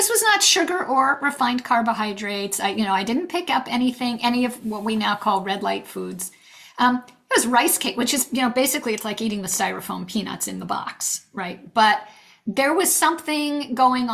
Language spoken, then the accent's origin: English; New England, United States; moved away; also born or lived in California; We decided to move back east, which is where I'm from. I'm from New England